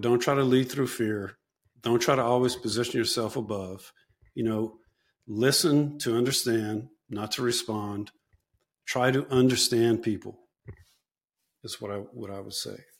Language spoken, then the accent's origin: English; South Louisiana, United States; I'm from South Louisiana. That's where I went back